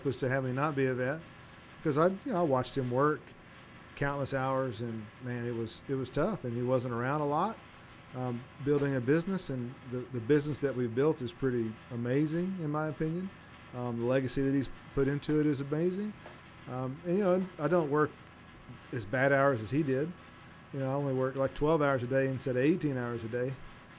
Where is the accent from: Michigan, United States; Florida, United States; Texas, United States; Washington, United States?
Texas, United States; Navasota; I was born in Navasota, born and raised in Navasota, Texas, which is down by Houston, between Houston and College Station.